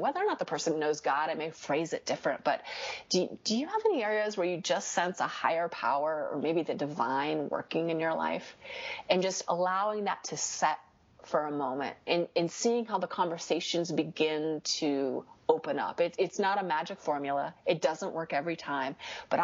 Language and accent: English; United States; I'm an American